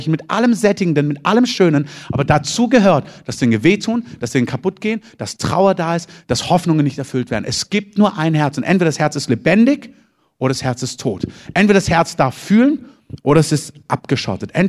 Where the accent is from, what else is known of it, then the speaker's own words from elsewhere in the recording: Southern Germany, Germany; now in Berlin, Germany; Also ich bin Süddeutscher und wohne in Berlin, aber ich bin nicht von meinen Eltern geflohen.